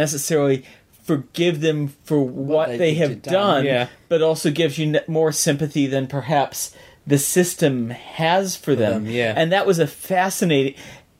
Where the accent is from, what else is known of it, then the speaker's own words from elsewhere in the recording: United States; moved away; as an American